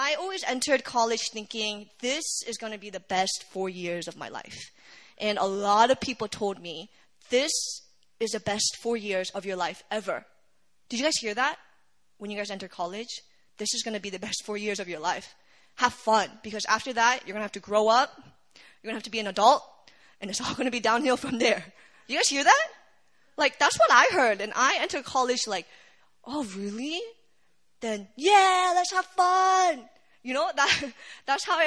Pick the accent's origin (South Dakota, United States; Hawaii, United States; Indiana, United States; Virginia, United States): Virginia, United States; moved away as an adult; also born or lived in Korea; now in South Korea; I'm from Virginia, and I never thought I would go to seminary in Korea